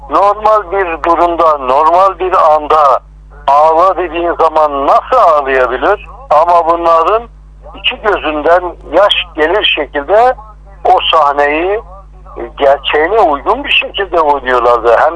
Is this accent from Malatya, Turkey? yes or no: yes; Malatya, Turkey; Kemal Sunal aynı zamanda ben Malatyalıyım, o da Malatyalı. Dolayısıyla benim bir hemşerim.